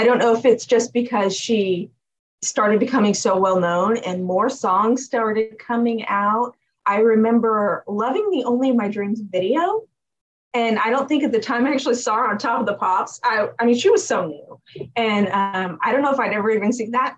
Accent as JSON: {"language": "English", "region": "California", "country": "United States", "tie": "born or raised there", "said": "Been here my whole life."}